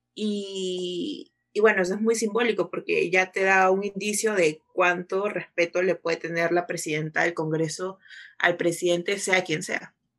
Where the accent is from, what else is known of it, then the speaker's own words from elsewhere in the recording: Peru; somos de Perú